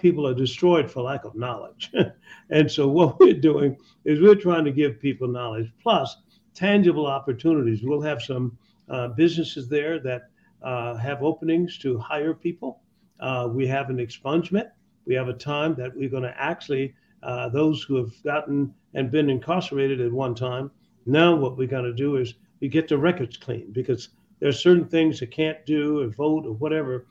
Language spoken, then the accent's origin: English; Tuskegee, Alabama, United States; moved away; When I was very young, I was brought up in Tuskegee, Alabama